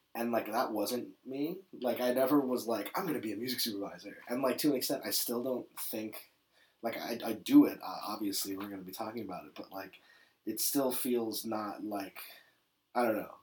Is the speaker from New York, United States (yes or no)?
yes; New York City, New York, United States; I was born in New York City. Uh, born and raised.